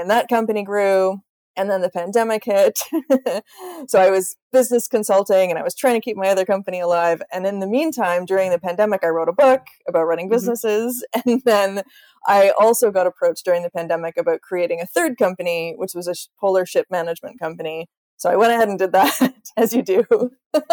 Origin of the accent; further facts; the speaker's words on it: Canada; now in Sweden; I live in the middle of the Swedish countryside, which is kind of random because I'm Canadian